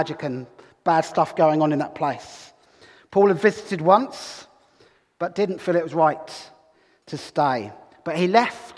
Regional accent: Brighton, South East England, United Kingdom; now in Hull, United Kingdom; Here I am from Hull, well, from Brighton originally, but I'm a Hullite now, I think.

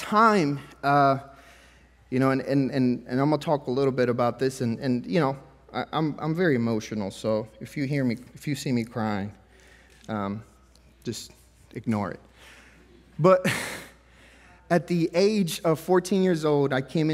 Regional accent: Mexico; now in United States; we were poor growing up, and I was born in Mexico, and it's not like you get assistance in Mexico, like, you're on your own. And so growing up poor and then coming to the United States

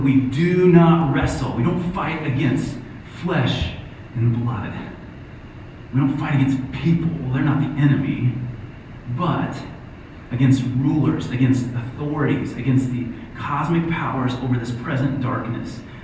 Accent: Ohio, United States; I'm from Ohio.

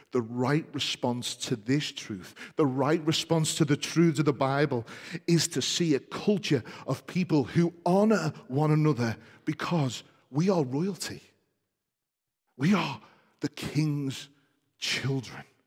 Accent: United Kingdom; we're British, many of us

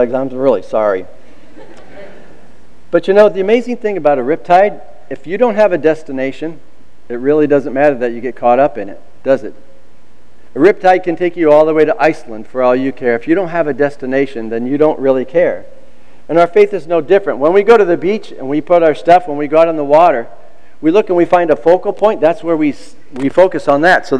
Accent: Iowa, United States; moved away as an adult; also born or lived in California; I was 19 years old, I moved from Iowa to California

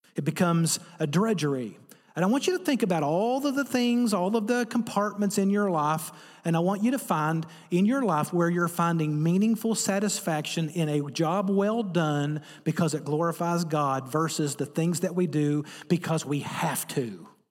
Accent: Appalachia, United States; I'm from Appalachia, America

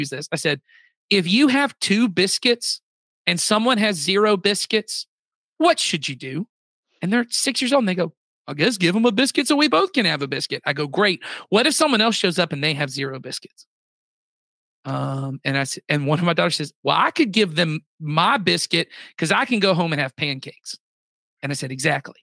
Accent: United States; I was born in America

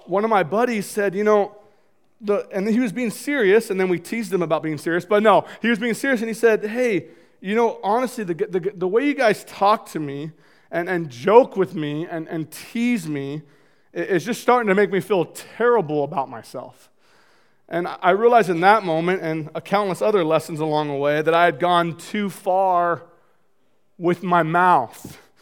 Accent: Marysville, Washington, United States; I grew up in North Marysville, two older brothers

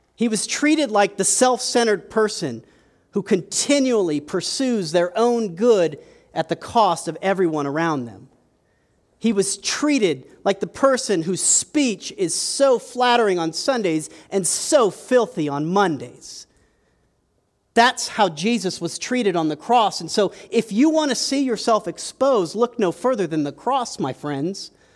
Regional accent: United States; we're American

